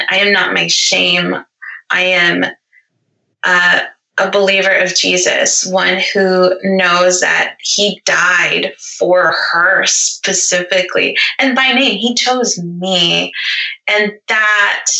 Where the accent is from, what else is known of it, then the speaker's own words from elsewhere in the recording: the South, United States; I grew up in the South too